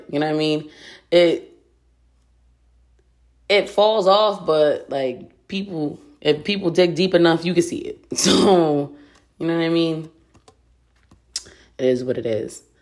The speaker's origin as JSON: {"language": "English", "town": "Reading", "country": "United States", "tie": "born or raised there", "said": "Like I grew up in Reading, and it's one of those things where like everything gets around. Reading is so fucking small."}